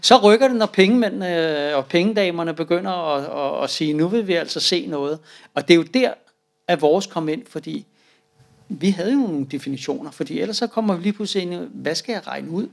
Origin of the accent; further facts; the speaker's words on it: Denmark; som danskere